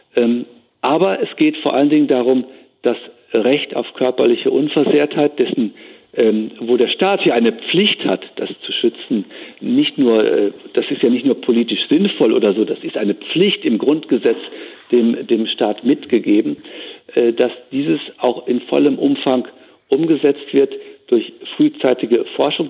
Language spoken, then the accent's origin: German; Germany; bei uns in Deutschland, in Europa